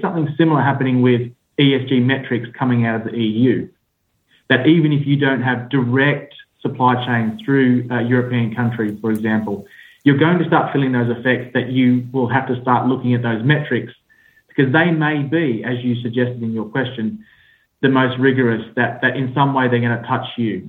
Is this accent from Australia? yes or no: yes; Australia; accent: Australian; now in United Kingdom; I sit in the UK, despite my Australian accent